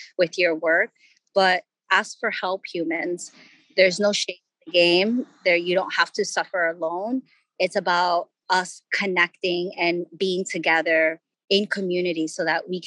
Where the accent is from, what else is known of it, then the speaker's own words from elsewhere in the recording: Ecuador; I grew up in Ecuador